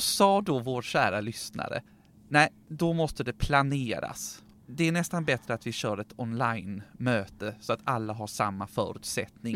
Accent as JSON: {"language": "Swedish", "country": "Sweden", "said": "vi svenskar"}